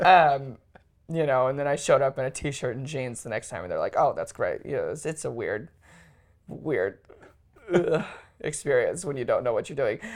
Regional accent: Sioux Falls, South Dakota, United States; I was born and raised in Sioux Falls, South Dakota

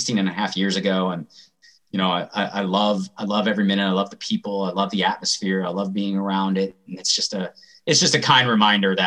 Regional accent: Atlanta, Georgia, United States; I grew up in Atlanta

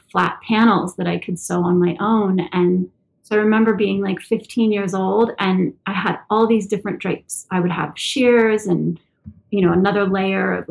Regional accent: Santa Monica, California, United States; I'm born and raised in Santa Monica, California. I've never left.

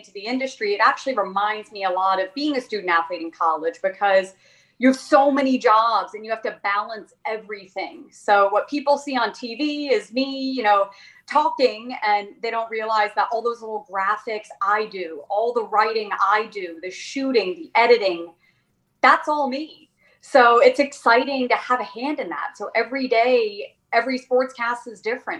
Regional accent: Princeton, New Jersey, United States; moved away as an adult; also born or lived in Los Angeles, California / West Virginia; now in Richmond, United States; And I grew up diving in Princeton, New Jersey, and then went all the way to school in Los Angeles, California.

